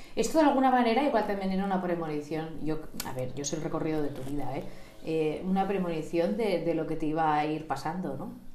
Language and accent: Spanish; Sant Antoni de Portmany, Balearic Islands, Spain; yo estoy dentro de ese grupo de tus amistades de la infancia, porque hemos ido al colegio Sos monjas de Santísima Trinidad